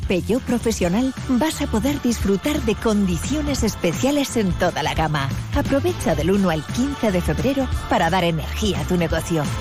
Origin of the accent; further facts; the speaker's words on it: Andalusia, Spain; los que somos andaluces